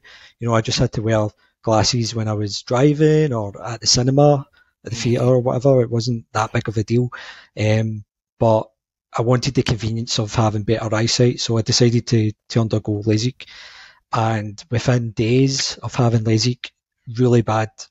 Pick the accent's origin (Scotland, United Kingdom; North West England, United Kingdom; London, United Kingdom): Scotland, United Kingdom; Glasgow; I'm from Glasgow in Scotland.